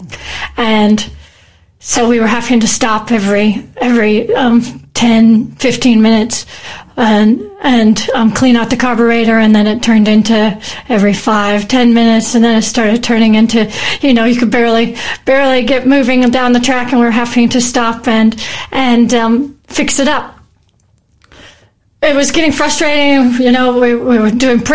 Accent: United States; moved away as an adult; now in Australia; I'm originally from America. I've lived in Australia for 25 years, though, so this is definitely home

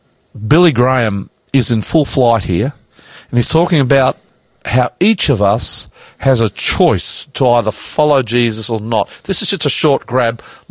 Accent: Australia; Now, I'm an Australian

